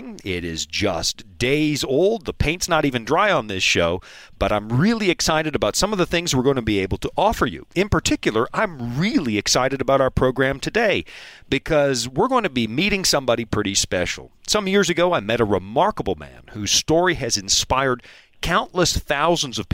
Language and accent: English; Pacific Northwest, United States; I'm from the Pacific Northwest